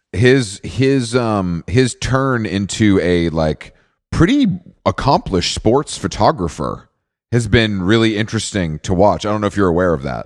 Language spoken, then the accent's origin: English; Atlanta, Georgia, United States; I'm from Atlanta